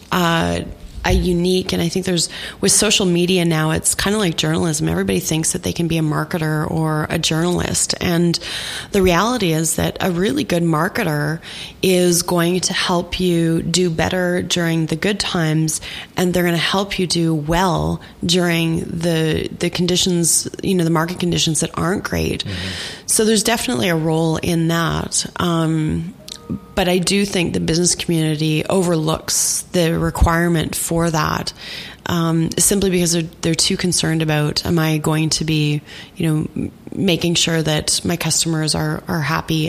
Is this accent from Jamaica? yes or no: no; Saskatchewan, Canada; moved away as an adult; I grew up in Saskatchewan in the 80s and early 90s